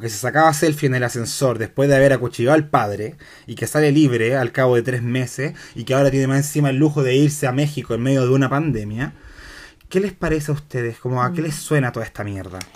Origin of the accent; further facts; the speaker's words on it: Santiago, Santiago Metropolitan Region, Chile; yo vengo de colegio católico de Independencia